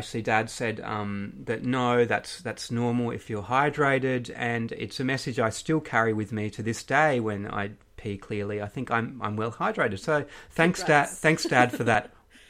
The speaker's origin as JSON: {"language": "English", "region": "Queensland", "country": "Australia", "said": "I'm from Queensland."}